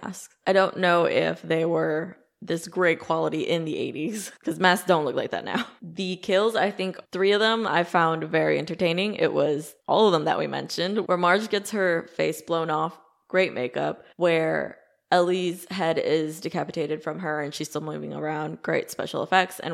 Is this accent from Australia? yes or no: no; Midwest, United States; I grew up in the Midwest